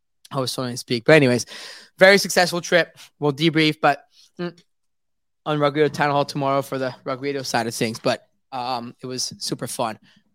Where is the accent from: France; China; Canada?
France; Paris, Île-de-France; now in London, United Kingdom; I was born and raised in Paris